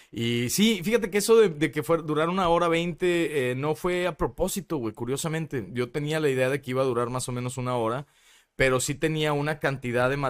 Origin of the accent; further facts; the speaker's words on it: Nuevo León, Mexico; accent: regio; now in Mexico City, Mexico; a lo mejor no se me quita el acento regio tanto, güey. Lo tengo creo que medio neutro, a veces no suena